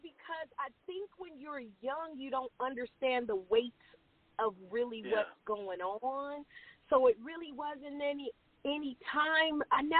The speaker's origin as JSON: {"language": "English", "town": "Oakland", "region": "California", "country": "United States", "tie": "born or raised there", "also_born_or_lived": "Los Angeles", "said": "So I actually was born in Oakland. I stayed in Oakland actually till about the age of 10, and my mom just said it was too fucked up. And she moved me to L.A."}